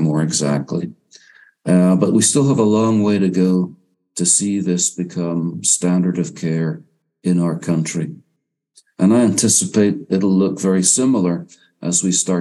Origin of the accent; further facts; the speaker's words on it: Northern Ireland, United Kingdom; also born or lived in England and Wales; now in United States; I grew up in Northern Ireland